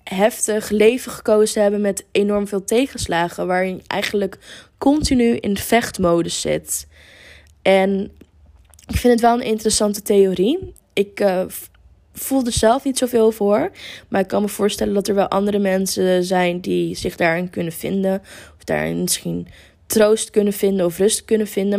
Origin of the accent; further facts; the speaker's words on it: near Amsterdam, North Holland, Netherlands; moved away as an adult; now in Lisbon, Portugal; ik kom uit de buurt van Amsterdam